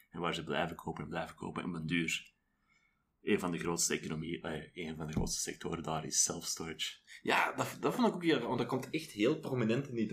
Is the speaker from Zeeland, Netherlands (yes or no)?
yes; Middelburg, Zeeland, Netherlands; Want ik ben dan opgegroeid in Middelburg, wat een beetje moerasgebied is bij momenten.